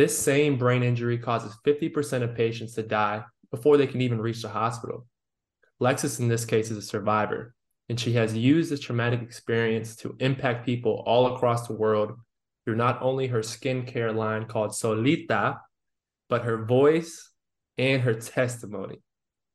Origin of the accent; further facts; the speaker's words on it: Northern Virginia, United States; moved away as an adult; also born or lived in Rhode Island; I'm from Northern Virginia